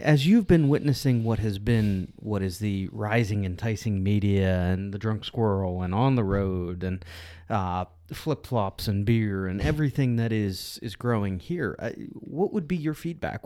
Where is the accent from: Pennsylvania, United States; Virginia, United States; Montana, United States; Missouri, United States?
Pennsylvania, United States; Pittsburgh; moved away; I grew up in Pittsburgh